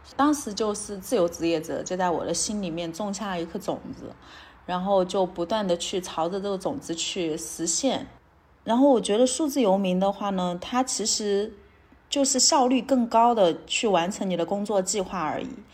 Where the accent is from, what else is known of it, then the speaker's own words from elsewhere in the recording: Chengdu, Sichuan, China; moved away as an adult; also born or lived in Shenzhen; 我来自成都，然后之前在深圳工作了六年